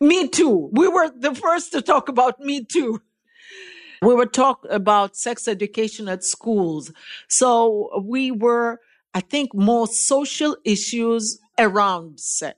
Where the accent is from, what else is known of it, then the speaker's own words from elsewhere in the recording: Russia; I was born in Russia